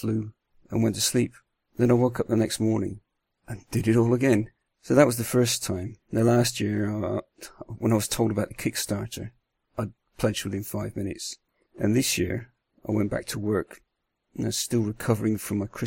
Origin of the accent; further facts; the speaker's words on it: Bristol, South West England, United Kingdom; also born or lived in north of the Netherlands; now in Netherlands; I'm from Bristol originally, you'll probably hear that, but I live in the north of Holland now.